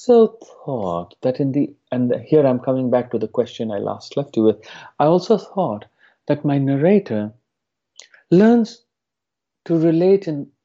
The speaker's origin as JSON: {"language": "English", "country": "India", "tie": "born or raised there", "moved": "yes", "said": "my hometown in India"}